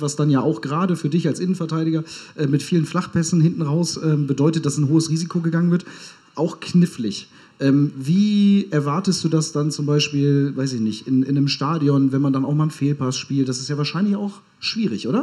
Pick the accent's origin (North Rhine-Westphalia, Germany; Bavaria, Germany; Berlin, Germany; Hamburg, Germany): Hamburg, Germany; Ich als gebürtiger Hamburger fühle mich da auch direkt angesprochen